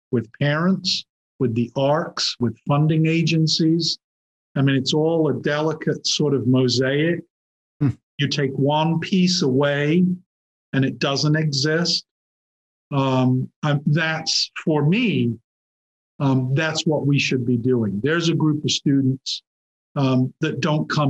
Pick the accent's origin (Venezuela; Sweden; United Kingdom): United Kingdom; England; moved away; I grew up in England